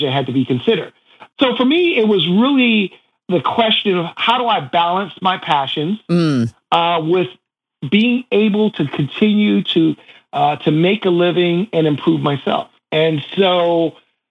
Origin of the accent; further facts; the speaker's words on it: Shaker Heights, Ohio, United States; moved away; I was a kid from Shaker Heights, Ohio